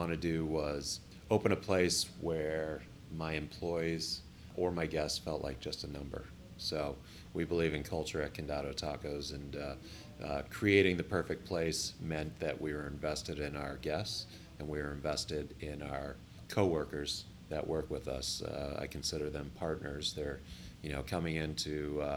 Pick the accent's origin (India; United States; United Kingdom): United States; Chicago, Illinois; moved away as an adult; also born or lived in Colorado / Ohio; I'm from Chicago